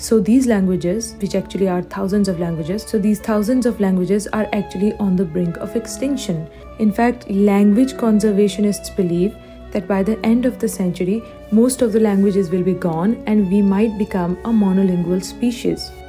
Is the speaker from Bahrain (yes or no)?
no; Pakistan; moved away as an adult; now in Canada; I'm currently an international student at Durham College. I'm originally from Pakistan